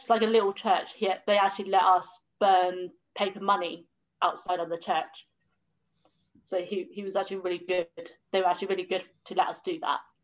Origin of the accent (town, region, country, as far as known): Southampton, South East England, United Kingdom; born or raised there; also born or lived in Bristol